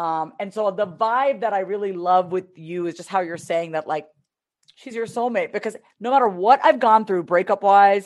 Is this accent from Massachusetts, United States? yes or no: no; New York, United States; now in Texas, United States; I'm from New York.